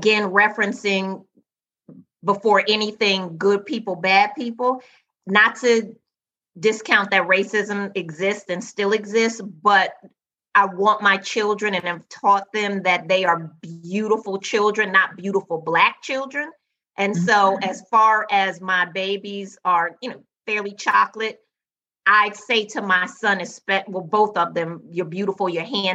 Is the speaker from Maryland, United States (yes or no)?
yes; Montgomery County, Maryland, United States; I was raised in Montgomery County, Maryland, and we always were raised to respect the police, even though my family's from the deep south of Arkansas